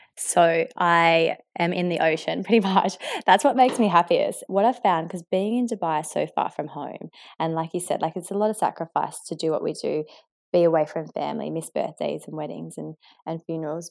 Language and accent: English; Australia; accent: Australian; they hear the Australian accent, they see that I'm from Australia, and they don't actually understand that I'm half Mauritian